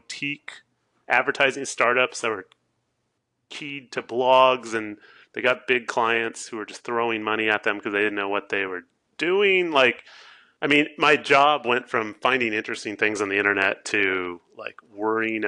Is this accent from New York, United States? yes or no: no; Southern California, United States; moved away as an adult; also born or lived in San Francisco; now in Oregon, United States; I grew up in Southern California